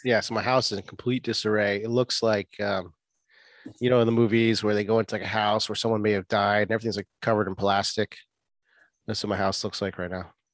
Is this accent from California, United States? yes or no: no; Boston, Massachusetts, United States; now in Florida, United States; I'm from Boston